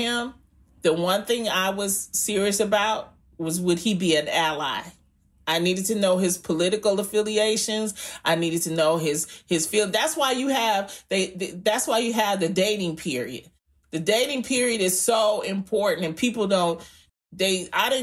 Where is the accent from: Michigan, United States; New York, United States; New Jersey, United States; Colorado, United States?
Michigan, United States; Detroit; I'm from Detroit.